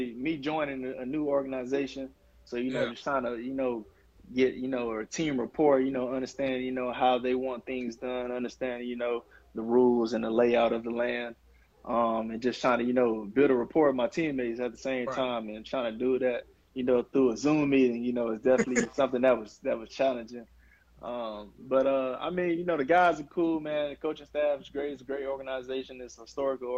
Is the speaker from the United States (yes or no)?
yes; Miami, Florida, United States; I'm from Miami, so I've been working out down in Davie, Florida at Perform.